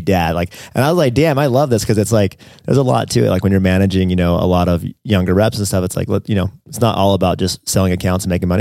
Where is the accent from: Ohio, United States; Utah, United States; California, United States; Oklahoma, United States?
California, United States; San Diego; my hometown, San Diego